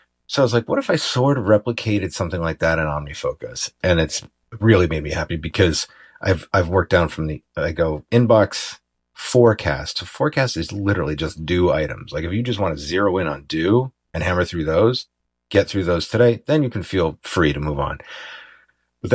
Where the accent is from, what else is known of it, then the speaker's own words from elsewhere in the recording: Ithaca, New York, United States; moved away; my hometown, Ithaca, New York